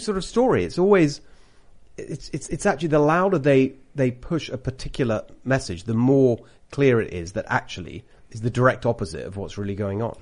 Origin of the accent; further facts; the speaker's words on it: United Kingdom; accent: British; moved away as an adult; now in California, United States; I've got a British accent.